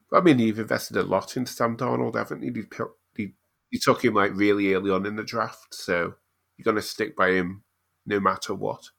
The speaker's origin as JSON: {"language": "English", "country": "United Kingdom", "said": "being a British Cardinals fan"}